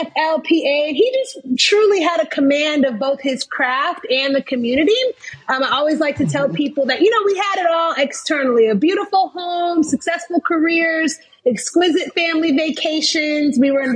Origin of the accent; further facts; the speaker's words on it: St. Louis, Missouri, United States; born there; So I was born in St. Louis, Missouri, to a very privileged and loving family.